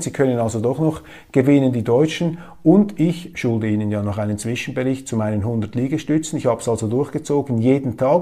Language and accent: German; Switzerland; mein Eindruck als Schweizer